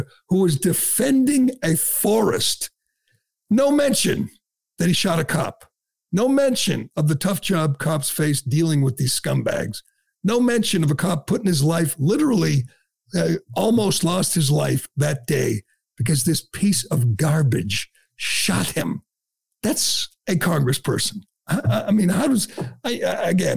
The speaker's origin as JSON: {"language": "English", "town": "Boston", "region": "Massachusetts", "country": "United States", "said": "I'm from Boston. I'm represented by Ayanna Pressley."}